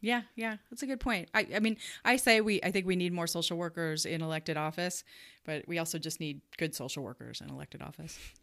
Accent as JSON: {"language": "English", "town": "Chicago", "region": "Illinois", "country": "United States", "tie": "born or raised there", "moved": "as an adult", "lives_now": "Omaha, United States", "said": "I was not born here. I was born in Chicago."}